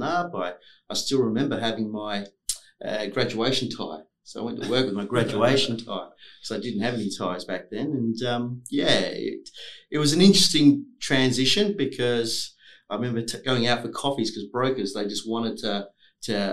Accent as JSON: {"language": "English", "town": "Forrestfield", "region": "Western Australia", "country": "Australia", "tie": "born or raised there", "also_born_or_lived": "Victoria Park, Western Australia", "said": "I grew up in Forestfield"}